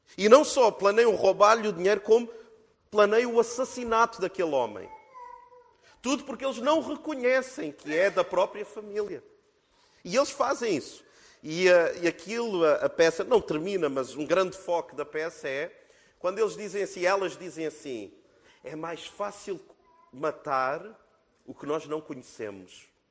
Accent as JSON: {"language": "Portuguese", "country": "Portugal", "said": "nós, como portugueses"}